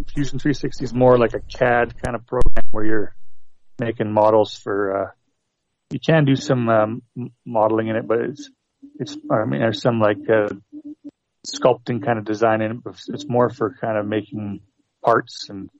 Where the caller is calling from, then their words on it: Canada; from Canada.